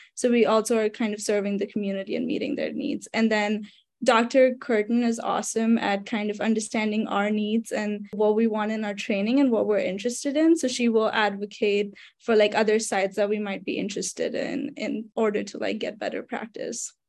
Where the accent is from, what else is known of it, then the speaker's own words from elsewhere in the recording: Mumbai, Maharashtra, India; moved away as an adult; now in United States; so I am actually from Mumbai, India. So I was an international student